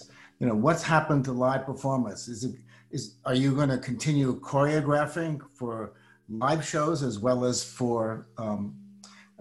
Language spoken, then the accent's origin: English; Washington, District of Columbia, United States; I was growing up in Washington, D.C.